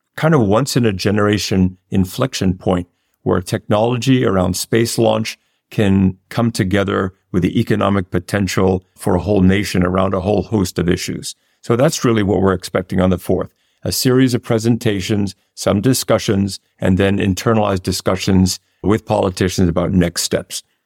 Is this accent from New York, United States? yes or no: yes; New York, United States; not only an American, but as a New Yorker